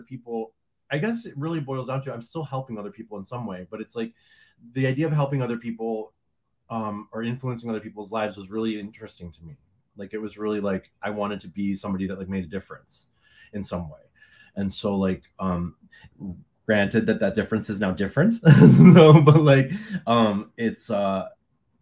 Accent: Detroit, Michigan, United States; now in Fort Lauderdale, United States; I am originally from Detroit. But I live in Fort Lauderdale now

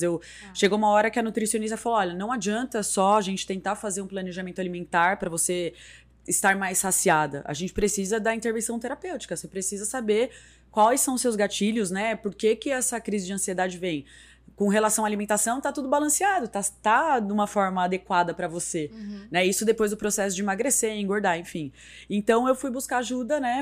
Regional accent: São Paulo, Brazil; moved away as an adult; now in Sorocaba, Brazil; eu sou de São Paulo, mas eu moro aqui desde a época da TV Tem

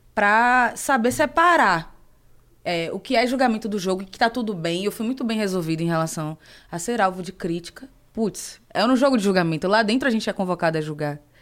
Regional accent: Salvador, Bahia, Brazil; moved away as an adult; also born or lived in Rio de Janeiro; now in São Paulo, Brazil; eu cresci no bairro periférico em Salvador

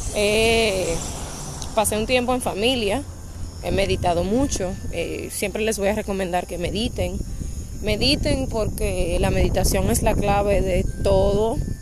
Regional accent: Dominican Republic; now in Punta Cana, Dominican Republic; soy de República Dominicana. Aunque vivo y trabajo en Punta Cana, pues mi familia y todos están en Santo Domingo.

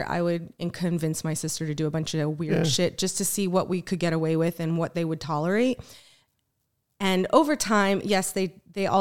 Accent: Foxborough, Massachusetts, United States; moved away; also born or lived in Haverhill, Massachusetts; I'm originally from Massachusetts

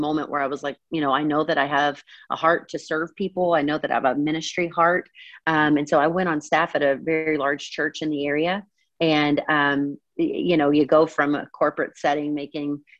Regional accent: Eastern Kentucky, United States; now in Atlanta, United States; I grew up in a tiny town in Eastern Kentucky, just east of Lexington

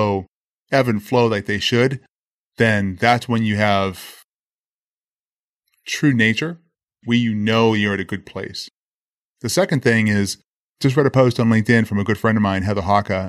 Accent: Boston, Massachusetts, United States; I grew up in Boston, Massachusetts

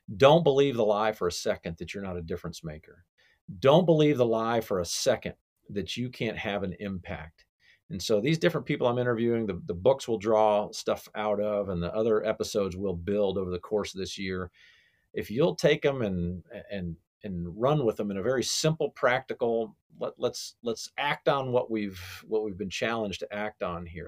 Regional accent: Cobb County, Georgia, United States; here in my hometown here, Cobb County, Georgia.

